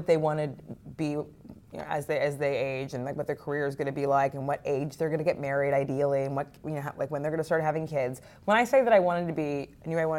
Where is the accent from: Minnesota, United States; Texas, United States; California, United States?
California, United States; moved away as an adult; also born or lived in New York; I did not want to be where I had grown up.